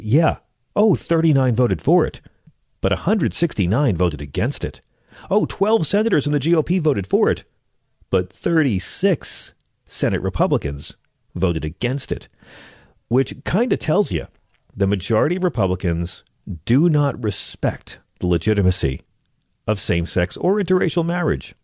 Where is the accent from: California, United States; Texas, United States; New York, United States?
New York, United States; Long Island; I grew up on Long Island.